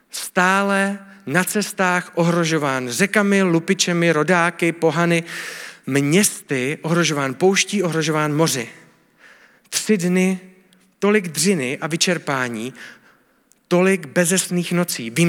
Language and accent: Czech; Czechia; A jsem Čech, ale jsem následovník Ježíše Krista.